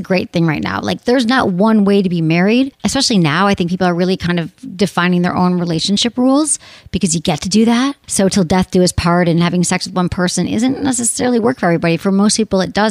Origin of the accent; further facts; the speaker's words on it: Michigan, United States; I'm from Michigan